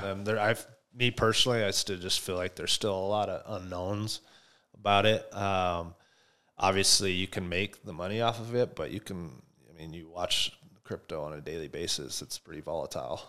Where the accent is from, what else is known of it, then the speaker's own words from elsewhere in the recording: Buffalo, Wyoming, United States; moved away as an adult; also born or lived in Denver / Chicago; me growing up in Buffalo